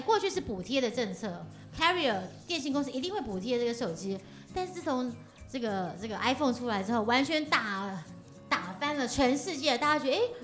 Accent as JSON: {"language": "Chinese", "country": "Taiwan", "said": "我们台湾人类的这个基因的feature， 叫D N A feature， 是全世界第二多的"}